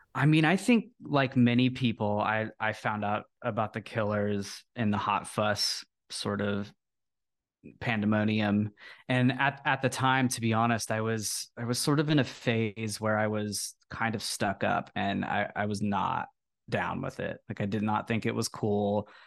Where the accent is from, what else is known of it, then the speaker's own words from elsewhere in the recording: Texas, United States; I come from Texas and I, I grew up playing football